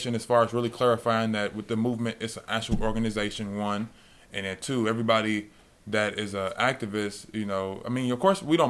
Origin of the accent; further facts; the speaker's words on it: Chicago, Illinois, United States; now in Las Vegas, United States; Growing up in Chicago